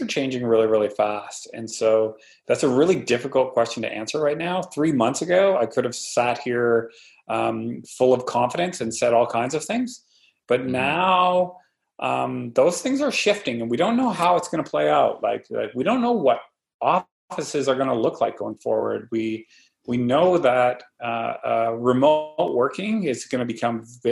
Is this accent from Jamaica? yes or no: no; Canada; as a Canadian